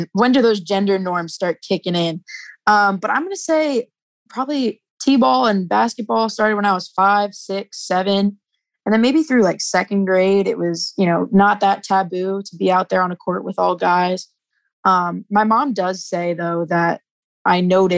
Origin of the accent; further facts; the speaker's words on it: New Jersey, United States; I'm from New Jersey